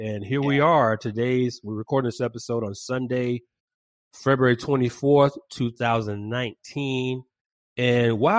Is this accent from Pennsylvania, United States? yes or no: no; Atlanta, Georgia, United States; moved away as an adult; now in Valencia, United States; my hometown of Atlanta